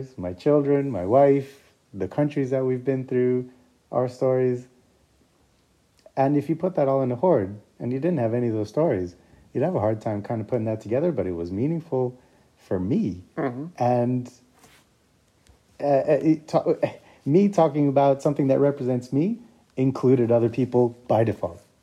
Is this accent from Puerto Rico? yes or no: yes; Puerto Rico; now in Scotland, United Kingdom; I'm also a migrant. I was born in Puerto Rico.